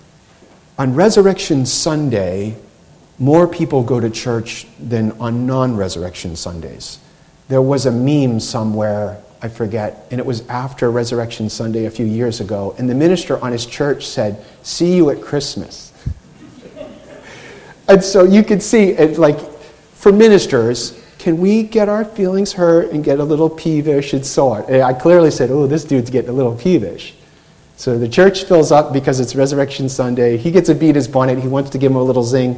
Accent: Boston, Massachusetts, United States; I grew up in Boston

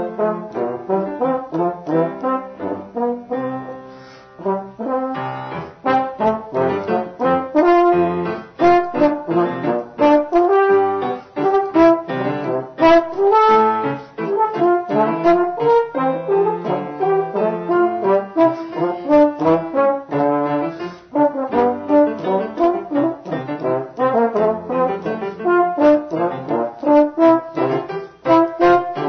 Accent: Hattiesburg, Mississippi, United States; in Hattiesburg, my hometown

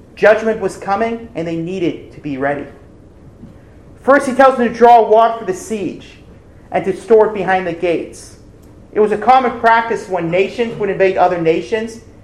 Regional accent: Ohio, United States; my home state of Ohio

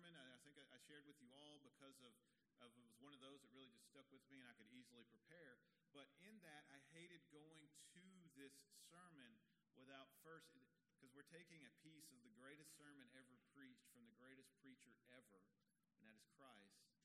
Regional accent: Texas, United States; As a young boy growing up in Texas

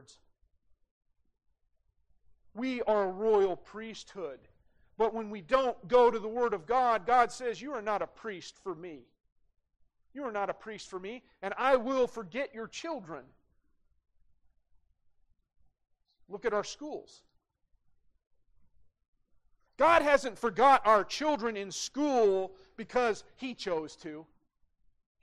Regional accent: Great Falls, Montana, United States; growing up in Great Falls, we had guns in the gun rack in the parking lot at CMR

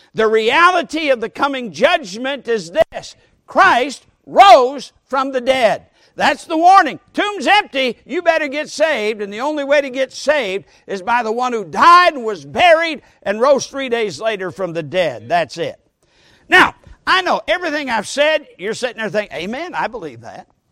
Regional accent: Sturgis, Michigan, United States; In my hometown of Sturgis, Michigan, I was brought up there

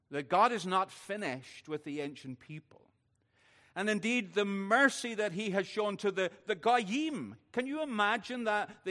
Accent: Northern Ireland, United Kingdom; because I'm Northern Irish, I'm going to do it in reverse order.

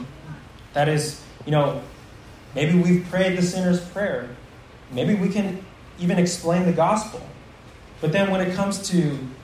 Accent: United States; many of us Americans

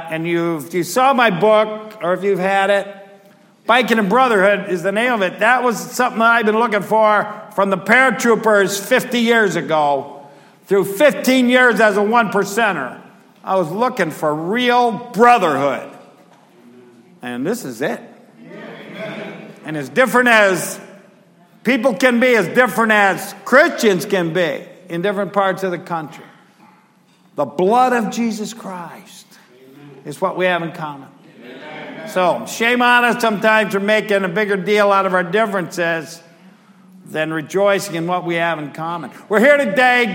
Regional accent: United States; I'm an American

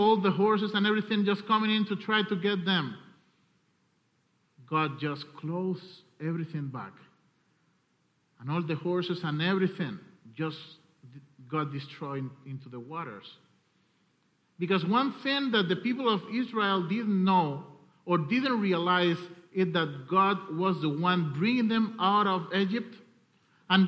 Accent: Cuba; I'm coming from Cuba

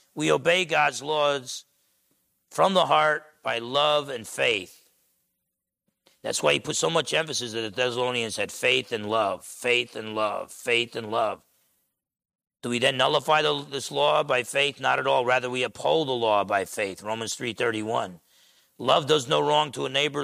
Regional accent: New Jersey, United States; moved away; growing up in New Jersey

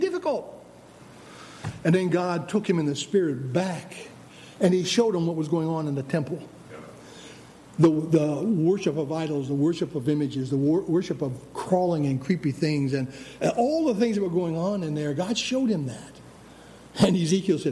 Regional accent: United States; we were Americans

